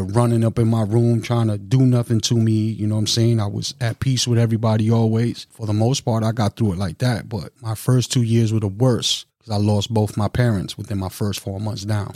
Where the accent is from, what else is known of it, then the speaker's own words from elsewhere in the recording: New York City, New York, United States; moved away as an adult; also born or lived in Long Island, New York / Long Beach, New York / Milwaukee, Wisconsin; now in Madison, Wisconsin, United States; I'm from Brooklyn, New York. Lived out in Long Island, New York for a little while